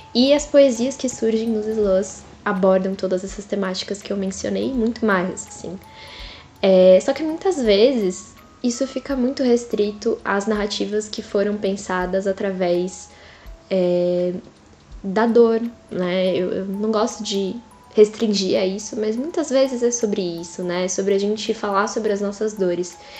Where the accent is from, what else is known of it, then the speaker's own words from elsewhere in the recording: São Paulo, Brazil; eu sou nascida e crescida na Zona Leste de São Paulo